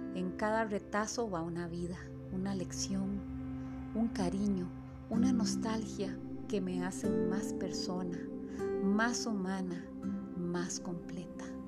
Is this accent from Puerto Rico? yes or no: no; San Rafael, San José, Costa Rica; Soy de Coronado, San Rafael.